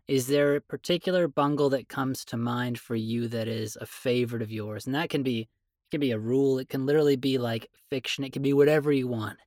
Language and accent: English; Canada; I'm a Canadian